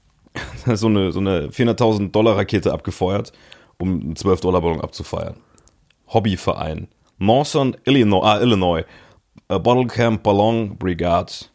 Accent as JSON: {"language": "German", "area": "region around Dillinger Hütte", "region": "Saarland", "country": "Germany", "tie": "born or raised there", "said": "der größte Arbeitgeber in meiner Heimatregion"}